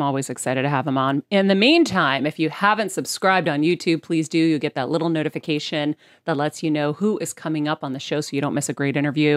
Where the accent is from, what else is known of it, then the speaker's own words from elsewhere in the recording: Boston, Massachusetts, United States; I'm from Boston.